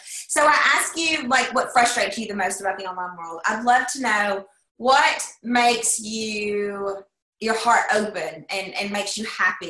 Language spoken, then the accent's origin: English; Tennessee, United States; now in Arkansas, United States; I'm in Arkansas right now. I'm from Tennessee.